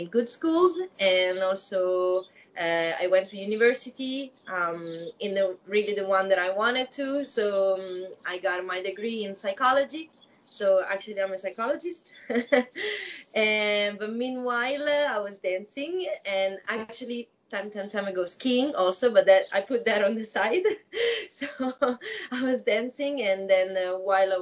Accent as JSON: {"language": "English", "town": "Novara", "region": "Piedmont", "country": "Italy", "tie": "born or raised there", "also_born_or_lived": "Woodbridge, Virginia, United States", "second_language": "English", "lives_now": "Milan, Italy", "said": "I was born and grew up in a small city next to Milan. It's a small town called Novara"}